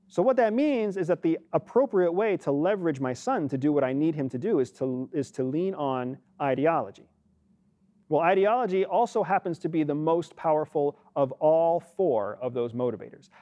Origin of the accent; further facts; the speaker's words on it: United States; as an American